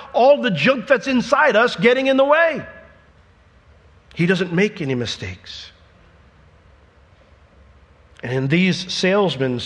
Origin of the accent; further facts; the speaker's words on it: Altamonte Springs, Florida, United States; I grew up in Altamont Springs